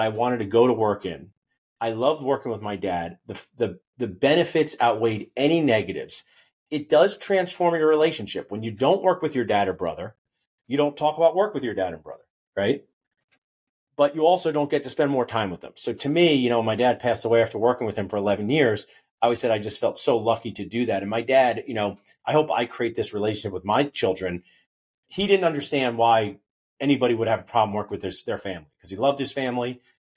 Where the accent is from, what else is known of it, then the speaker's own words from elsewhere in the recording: New Jersey, United States; I was from New Jersey. I'm from New Jersey, and we had this Best Buy